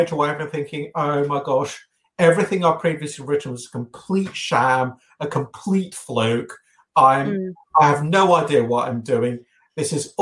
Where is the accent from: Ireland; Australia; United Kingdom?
United Kingdom; England; I've been born and brought up in England